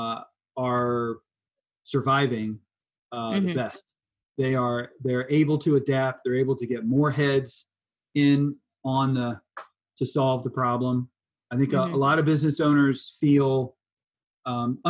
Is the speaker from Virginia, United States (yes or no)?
yes; Richmond, Virginia, United States; I'm from Richmond